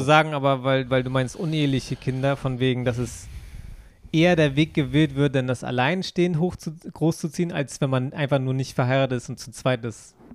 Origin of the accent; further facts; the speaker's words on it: Germany; now in Tokyo, Japan; Bei uns in Deutschland